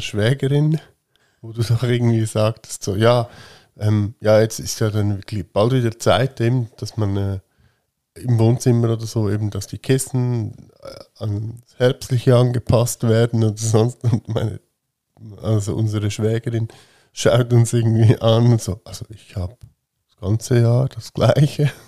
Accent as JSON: {"language": "German", "country": "Switzerland", "said": "ich bin halt ein Schweizer"}